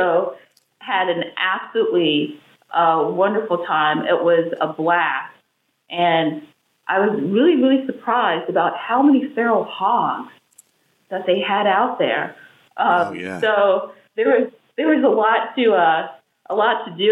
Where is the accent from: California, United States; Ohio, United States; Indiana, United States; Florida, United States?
Indiana, United States; Indianapolis; I grew up in Indianapolis, Indiana. So I'm a Midwestern girl, but I say that I have some Southern flair